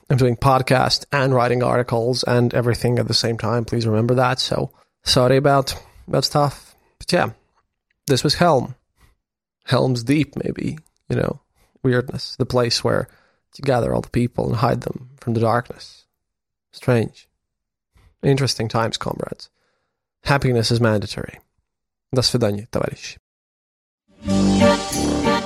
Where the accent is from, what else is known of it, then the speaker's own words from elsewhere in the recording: Latvia; I'm a journalist from Latvia